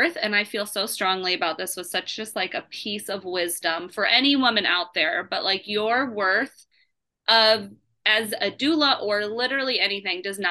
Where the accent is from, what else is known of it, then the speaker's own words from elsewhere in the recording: Indiana, United States; also born or lived in Seattle, Washington; I was born in Seattle, but mainly raised in Indiana